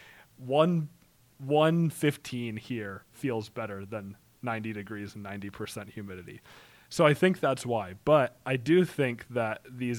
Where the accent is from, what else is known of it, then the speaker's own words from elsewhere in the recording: Wyoming, United States; growing up in Wyoming